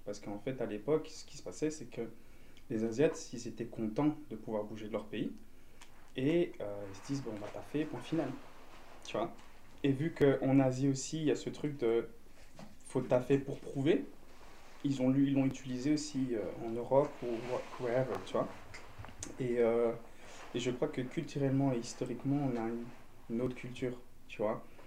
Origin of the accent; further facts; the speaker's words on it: Belgium; first language French; je suis belge avec des origines vietnamiennes